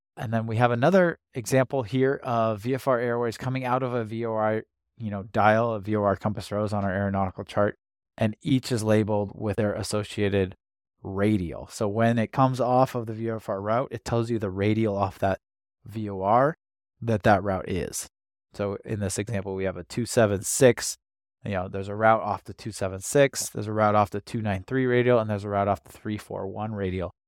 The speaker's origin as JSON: {"language": "English", "country": "United States", "tie": "born or raised there", "also_born_or_lived": "Washington / California", "said": "I grew up in Washington and California"}